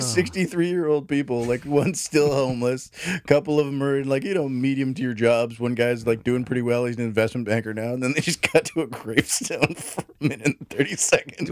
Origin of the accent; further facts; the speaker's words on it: United States; we Americans